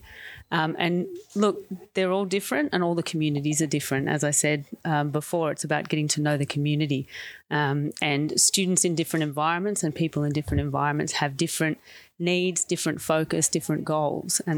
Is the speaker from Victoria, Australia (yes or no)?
yes; Sale, Victoria, Australia; moved away as an adult; now in Melbourne, Australia; I'm from Gippsland, which is about 2.5 hours or 3 hours east of here. And I went to a Mara school, actually, myself, in Sale